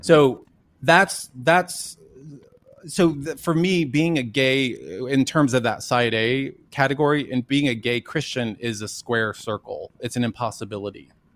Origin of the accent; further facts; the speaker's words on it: Dallas, Texas, United States; I grew up in Dallas, Texas, and went to Jesuit schools my whole life